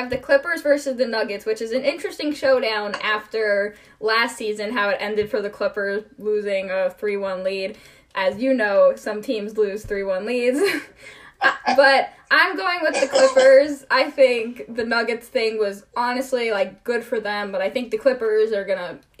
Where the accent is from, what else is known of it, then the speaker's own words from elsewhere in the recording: Cleveland, Ohio, United States; I grew up in Cleveland.